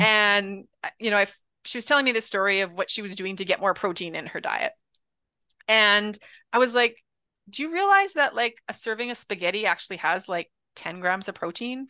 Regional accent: Canada; being Canadian

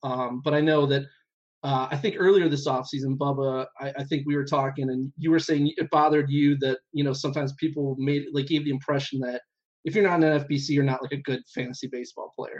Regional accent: Cleveland, Ohio, United States; We're from Cleveland

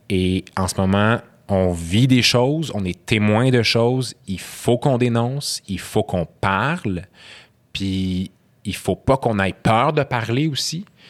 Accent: Quebec, Canada; first language Arabic; French is a second language; mes deux parents sont syriens, je suis né au Québec. Euh, j'ai grandi, comme tu as dit, dans des, dans, des, dans des quartiers multiculturels. Ma langue maternelle, c'est l'arabe.

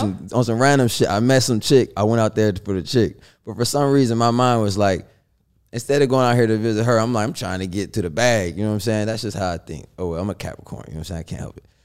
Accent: West Virginia, United States; born or raised there; also born or lived in Los Angeles, California

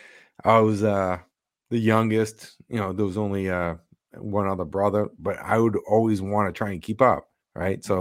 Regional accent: Boston, Massachusetts, United States; we're from Boston

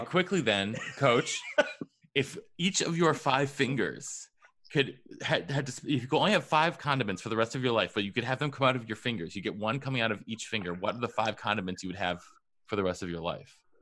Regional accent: Pittsford, New York, United States; moved away; Pittsford, New York, my hometown of nine years

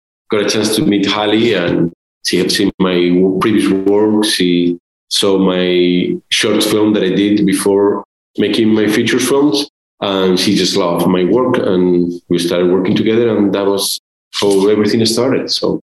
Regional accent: Spain; moved away; I'm from Spain

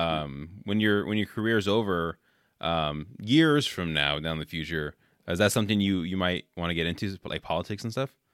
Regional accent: Oakland, California, United States; I grew up in Oakland

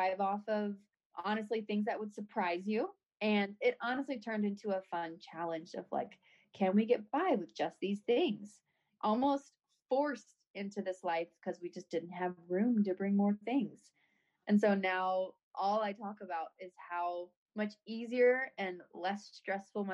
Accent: St. Louis, Missouri, United States; we're both from St. Louis, so both of our families are here

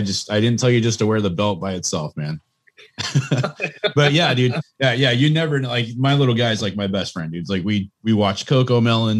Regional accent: Bay Area, California, United States; I grew up in the Bay Area, so I got to rep my hometown.

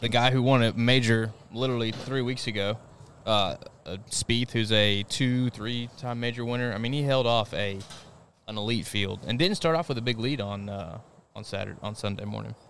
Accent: United States; as an American

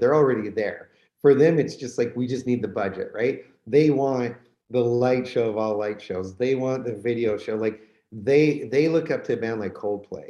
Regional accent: Canada; I'm Canadian

